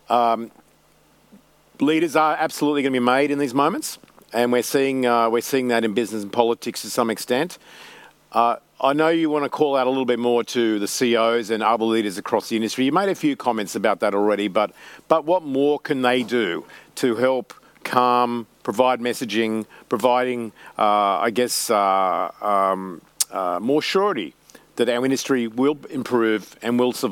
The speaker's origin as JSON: {"language": "English", "region": "Queensland", "country": "Australia", "said": "I like that comment, and uh, as a Queenslander."}